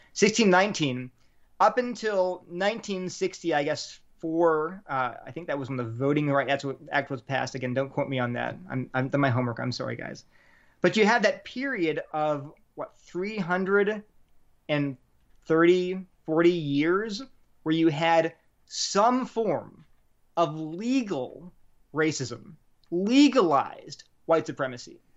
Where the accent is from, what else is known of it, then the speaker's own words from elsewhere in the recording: Delaware, United States; also born or lived in New Haven, Connecticut / Berkeley, California; now in Durham, United States; I grew up in Delaware